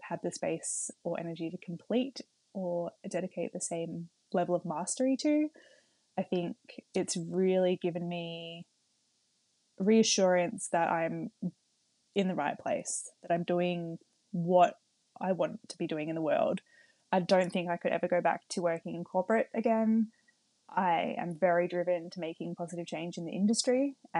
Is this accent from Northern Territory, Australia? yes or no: no; Melbourne, Victoria, Australia; I'm from Melbourne and I haven't seen my parents since January.